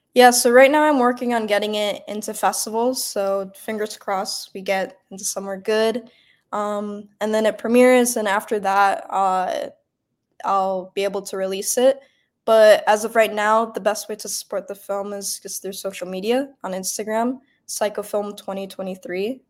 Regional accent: Bloomfield Hills, Michigan, United States; moved away; also born or lived in New York; I'm from Metro Detroit. I'm about 30 minutes outside of the city from a suburb called Bloomfield Hills

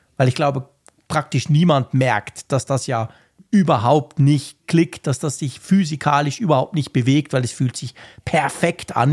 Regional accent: Switzerland; als Schweizer

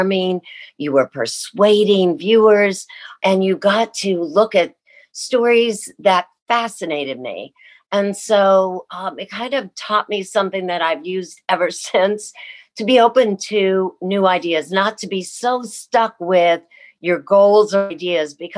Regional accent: Columbus, Ohio, United States; moved away; I grew up in Columbus, Ohio

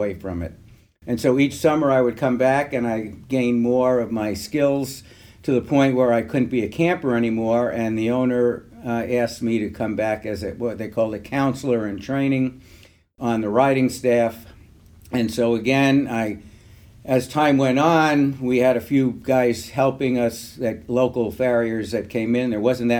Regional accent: New York City, New York, United States; I grew up in South Bronx, New York City

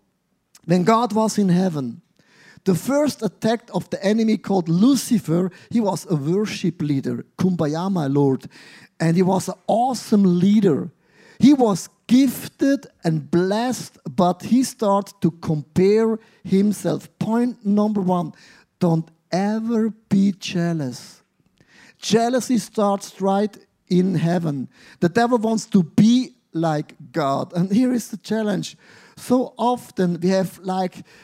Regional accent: Switzerland; I grew up in Switzerland

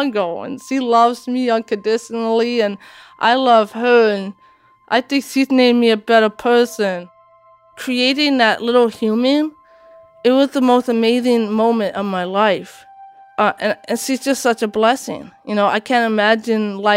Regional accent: Washington, United States; English is a second language; also born or lived in Latvia; I came to Washington State

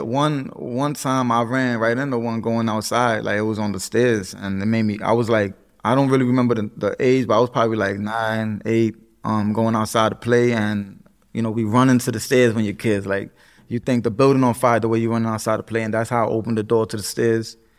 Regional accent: New York City, New York, United States; Puerto Rican, uh, from the Bronx, born and raised

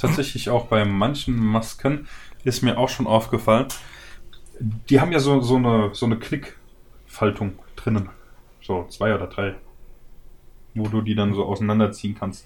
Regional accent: Germany; bei uns in Deutschland

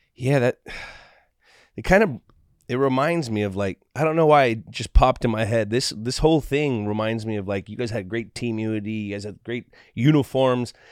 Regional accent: San Francisco Bay Area, California, United States; the Niners, my hometown team

